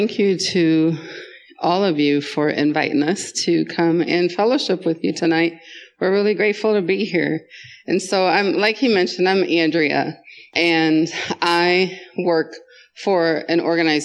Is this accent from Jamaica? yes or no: yes; Jamaica; also born or lived in Wisconsin, United States; now in Colorado, United States; I went from Jamaica to Wisconsin and lived there half of my life